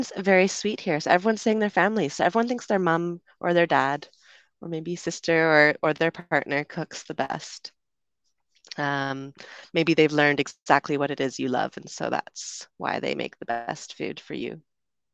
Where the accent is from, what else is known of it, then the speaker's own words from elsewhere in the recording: Canada; moved away as an adult; also born or lived in United Kingdom; now in Panama; I'm from Canada originally, also spent some time living in the UK, and currently I am streaming to you from Panama